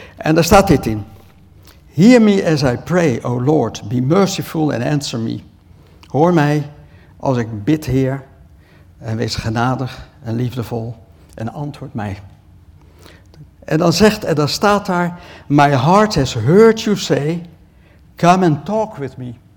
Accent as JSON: {"language": "Dutch", "town": "Rotterdam", "region": "South Holland", "country": "Netherlands", "said": "Ik kom uit Rotterdam"}